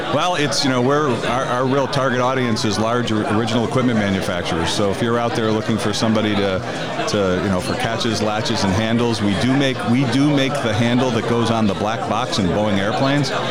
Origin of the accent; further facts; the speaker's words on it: Connecticut, United States; I was born and raised in Connecticut